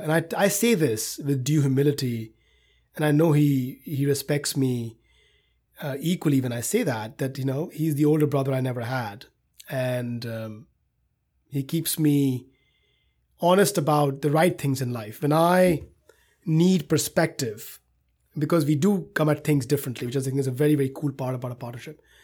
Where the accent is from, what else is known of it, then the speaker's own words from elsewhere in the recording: India; moved away as an adult; now in United States; growing up in India